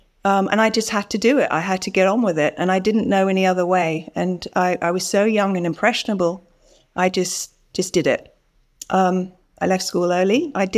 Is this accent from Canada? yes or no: no; Bali, Indonesia; also born or lived in Singapore; I was born in Singapore. I grew up in Indonesia and Bali.